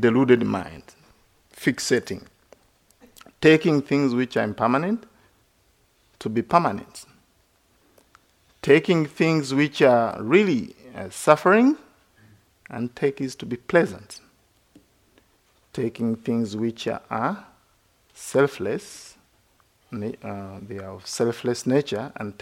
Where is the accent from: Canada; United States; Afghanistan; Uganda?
Uganda; moved away as an adult; also born or lived in India / Sri Lanka / Thailand; I grew up in Uganda